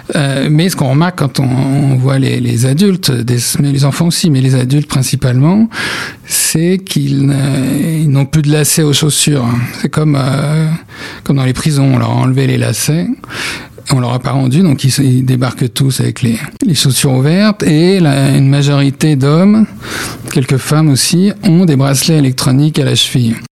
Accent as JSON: {"language": "French", "country": "France", "said": "on est de France, hein, ça les étonne toujours qu'on euh, un journaliste français"}